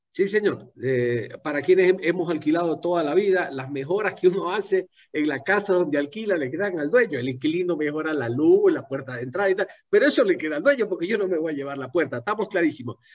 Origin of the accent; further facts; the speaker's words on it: Ecuador; como ciudadano ecuatoriano